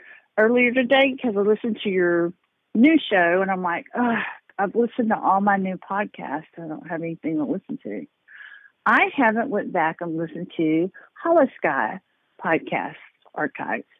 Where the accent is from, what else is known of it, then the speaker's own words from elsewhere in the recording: Texas, United States; I am from Texas